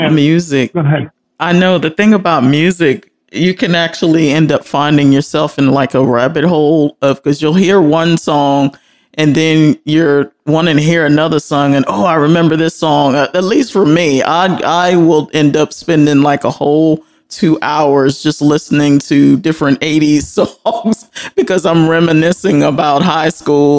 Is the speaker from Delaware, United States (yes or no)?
yes; Delaware, United States; now in Texas, United States; I'm originally from the East Coast, Delaware